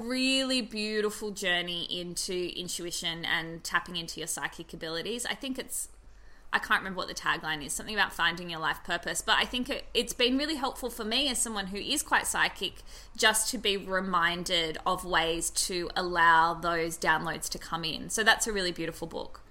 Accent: Australia; being Australian

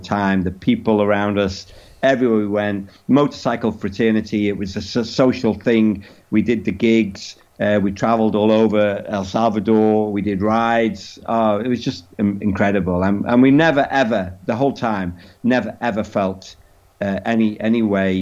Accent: England, United Kingdom; we're from England

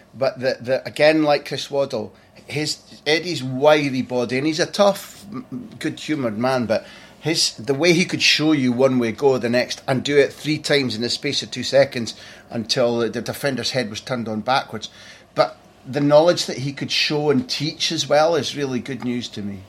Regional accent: Scotland, United Kingdom; as a Scot

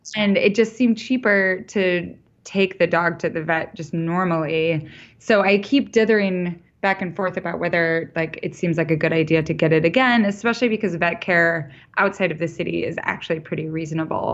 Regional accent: Idaho, United States; also born or lived in New York; now in Montana, United States; I grew up in Idaho

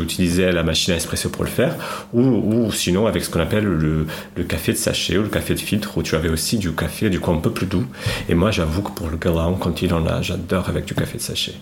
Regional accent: Lisbon, Portugal; French is a second language; moved away as an adult; now in Paris, France; je viens de Lisbonne. Je suis, je suis né à Lisbonne, j'ai grandi là-bas

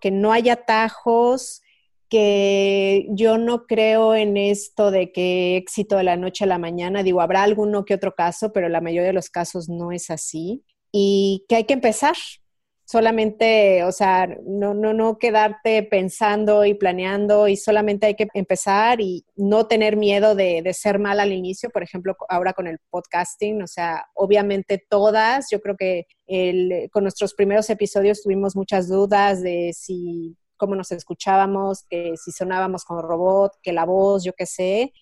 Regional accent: Mexico; moved away as an adult; now in Switzerland

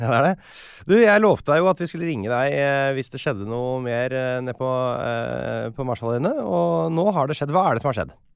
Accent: Norway; vi nordmenn

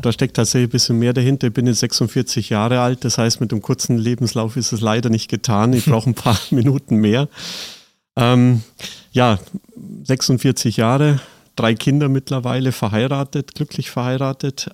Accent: Seeg, Bavaria, Germany; moved away as an adult; also born or lived in Füssen; now in Cologne, Germany; tatsächlich aus Bayern, äh, südliches Allgäu, äh, geboren in Füssen, aufgewachsen in Seeg.

